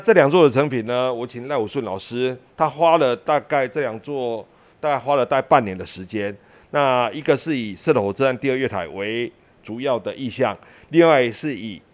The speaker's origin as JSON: {"language": "Chinese", "town": "Ershui", "region": "Changhua County", "country": "Taiwan", "tie": "born or raised there", "said": "我从小就出生在二水的铁路宿舍。那家族里面呢，我的阿公、我的二叔公、我的三叔公加上我爸爸，四个人都在铁路局上班"}